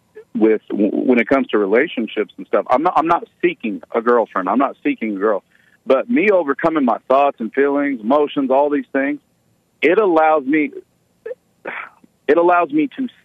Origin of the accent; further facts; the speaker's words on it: Oklahoma, United States; where I'm from Oklahoma, where there's lots of tribes. They get offended by Indian. They like Native American. But yeah, I'm Native American.